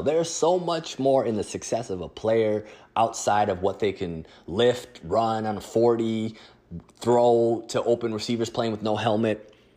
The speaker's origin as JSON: {"language": "English", "area": "Twin Cities", "region": "Minnesota", "country": "United States", "tie": "born or raised there", "said": "my hometown of the Twin Cities"}